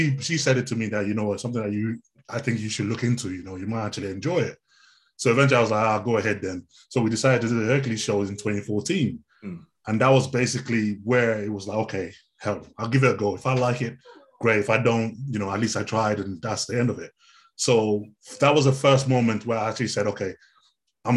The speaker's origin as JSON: {"language": "English", "country": "Nigeria", "tie": "born or raised there", "moved": "yes", "said": "I come from originally from Nigeria"}